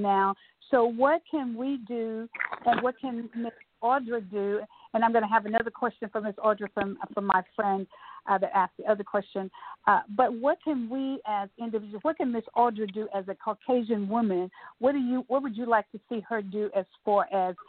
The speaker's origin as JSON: {"language": "English", "region": "Texas", "country": "United States", "said": "I'm a Texan"}